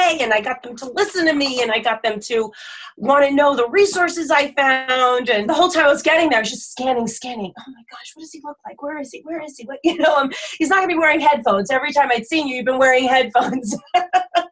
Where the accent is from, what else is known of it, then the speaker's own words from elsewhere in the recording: New Jersey, United States; moved away; I'm originally from New Jersey, which is very densely populated